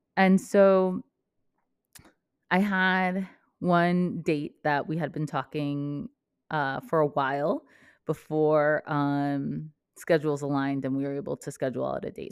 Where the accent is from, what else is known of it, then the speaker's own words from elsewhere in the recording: Vermont, United States; moved away as an adult; also born or lived in New Jersey; I grew up in Vermont